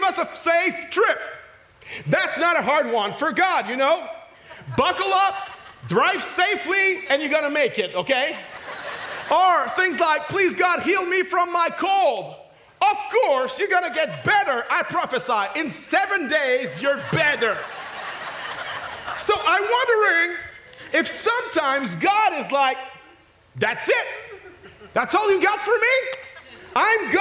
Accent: Quebec, Canada; accent: French; first language French; English is a second language; I'm French speaking, but I'm not French. I'm a Quebecois

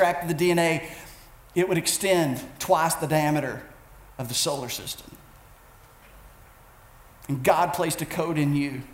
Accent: United States; I as an American

